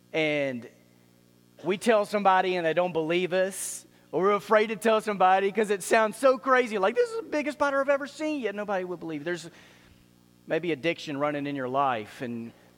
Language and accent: English; Dallas, Texas, United States; I grew up in Dallas